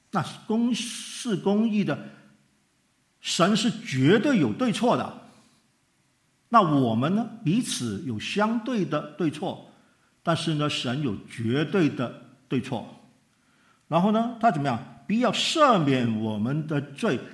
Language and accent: Chinese; Hong Kong; 他从美国寄钱回香港